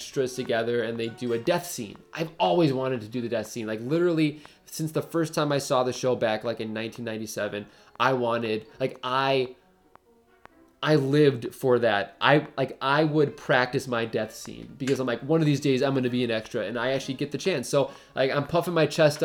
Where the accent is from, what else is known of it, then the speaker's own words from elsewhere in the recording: Brookfield, Wisconsin, United States; I said Brookfield, Wisconsin